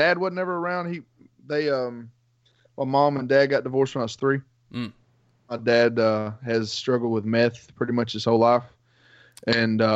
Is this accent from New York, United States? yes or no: no; Macon County, Tennessee, United States; I'm Macon County, Tennessee, so it's northern middle Tennessee